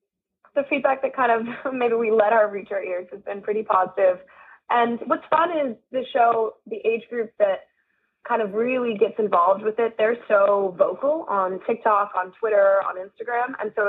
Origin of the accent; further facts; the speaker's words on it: India; Yeah, it's so funny. It's because it's what I've known.